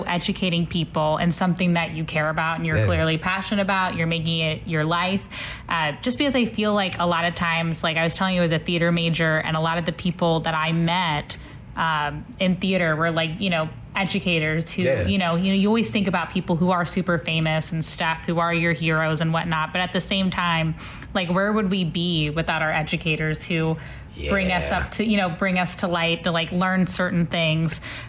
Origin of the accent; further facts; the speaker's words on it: St. Louis, Missouri, United States; Like, here, I'm from St. Louis. we're all from the same area.